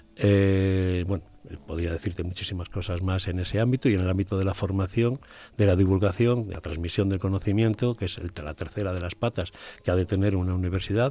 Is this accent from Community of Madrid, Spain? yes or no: no; Puebla de Sanabria, Castile and León, Spain; algunas cosas de la historia de mi pueblo